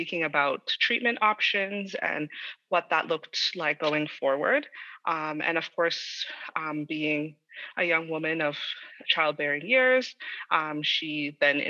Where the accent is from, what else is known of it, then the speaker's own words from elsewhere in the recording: Toronto, Ontario, Canada; I was born and raised in Toronto and grew up in the heart of Toronto, in the GTA.